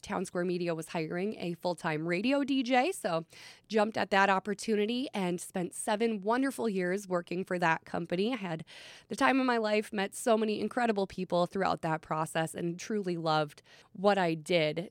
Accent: Long Prairie, Minnesota, United States; moved away; I'm from Long Prairie, Minnesota, small town in central Minnesota, county seat for Todd County. I was born and raised there

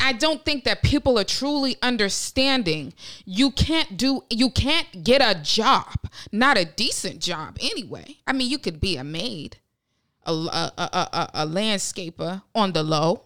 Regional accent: Westlake, Ohio, United States; I was born in Westlake, Ohio

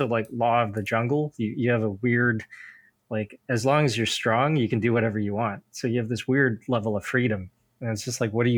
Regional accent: United States; I didn't move to America until I was like five. I grew up Buddhist

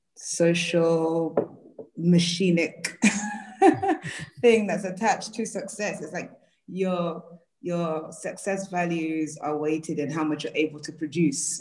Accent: London, United Kingdom; African woman from and based in Peckham, South London.

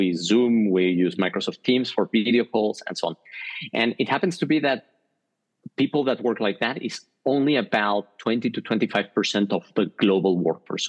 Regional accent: Mexico; moved away as an adult; now in Switzerland; I'm originally from Mexico. I lived there the first 20 years of my life, and I've been living the next 20 years in Switzerland.

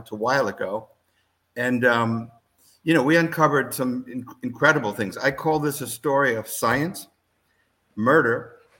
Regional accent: Newark, New Jersey, United States; I grew up in Newark, New Jersey, not rich.

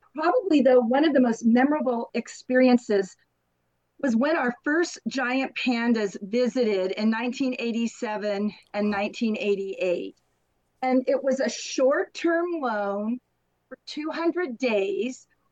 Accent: San Diego, California, United States; also born or lived in Anaheim; I was born and I grew up in San Diego

